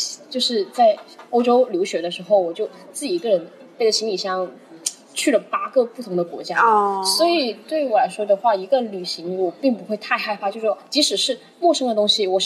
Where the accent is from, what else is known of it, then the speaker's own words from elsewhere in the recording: China; 就以前读书的时候，也是整个班只有我一个中国人什么的。